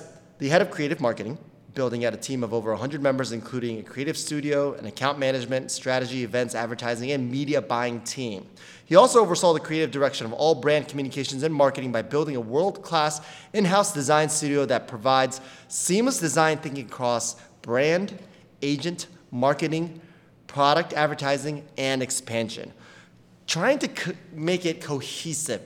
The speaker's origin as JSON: {"language": "English", "country": "Japan", "tie": "born or raised there", "moved": "yes", "lives_now": "New York City, United States", "said": "as a Japanese, I grew up in Japan"}